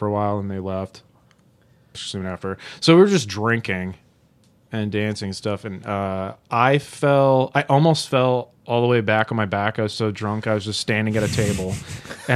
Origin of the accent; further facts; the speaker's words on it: Augusta, Georgia, United States; moved away; I'm from Georgia, the Augusta area